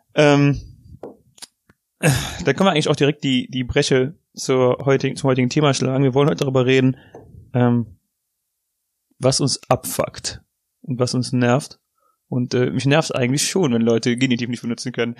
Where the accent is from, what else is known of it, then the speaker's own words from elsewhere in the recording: North Rhine-Westphalia, Germany; accent: Ripuarian dialect; meinem riparischen Dialekt